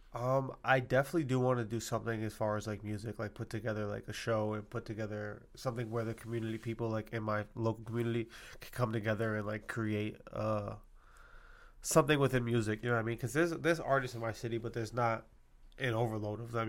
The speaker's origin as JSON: {"language": "English", "region": "Massachusetts", "country": "United States", "said": "I'm from Mass"}